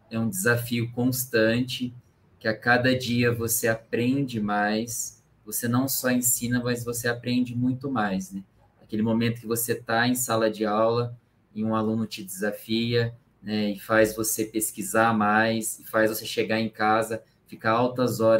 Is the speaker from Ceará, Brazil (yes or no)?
no; São Sebastião do Paraíso, Minas Gerais, Brazil; born there; now in São Paulo, Brazil; Eu nasci em São Sebastião do Paraíso, Minas Gerais.